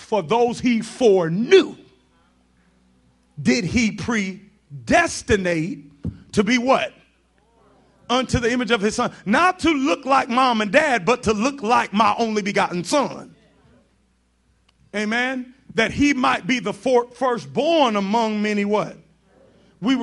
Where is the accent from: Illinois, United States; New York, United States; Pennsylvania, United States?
New York, United States; I grew up in New York